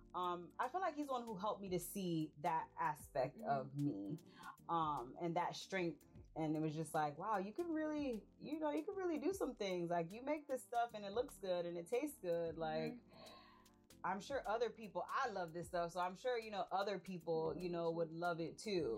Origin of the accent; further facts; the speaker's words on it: Immokalee, Florida, United States; also born or lived in Tampa, Florida; now in Valdosta, United States; I am also from South Florida. We're from an itty bitty town called Immokalee.